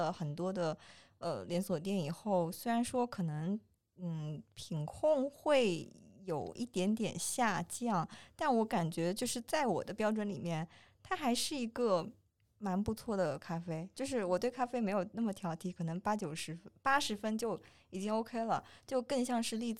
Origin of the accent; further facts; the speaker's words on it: Wuxi, Jiangsu, China; 我是无锡的话